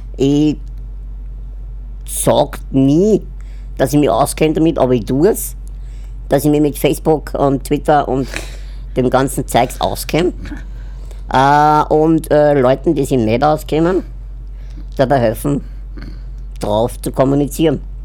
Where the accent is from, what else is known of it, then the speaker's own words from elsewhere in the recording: Upper Austria, Austria; now in Vienna, Austria; ich komme aus Wien. Also ursprünglich eigentlich aus Oberösterreich, aber lebe jetzt in Wien